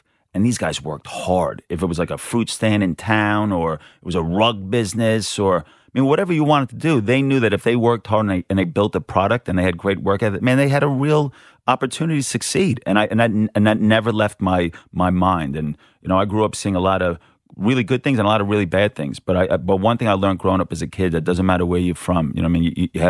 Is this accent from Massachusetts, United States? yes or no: no; New York, United States; accent: New York; moved away as an adult; now in Australia; I'm a New Yorker. My mom's originally from Brooklyn, and it's very hard to lose the accent, and I've been here for 17 years. Even though I go home, they go, you sound like an Aussie.